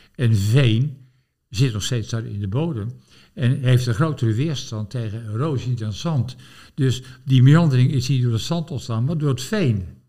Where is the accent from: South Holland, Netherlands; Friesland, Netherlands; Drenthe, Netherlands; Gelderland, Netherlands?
South Holland, Netherlands; Gorinchem; ik ben opgegroeid in Gorkum, Abbaswaard, rivier, lingengebied.